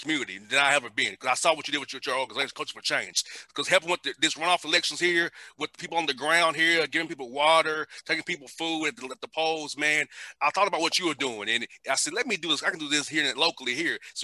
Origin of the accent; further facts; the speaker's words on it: Atlanta, Georgia, United States; I grew up right in the shadow of the Georgia Dome.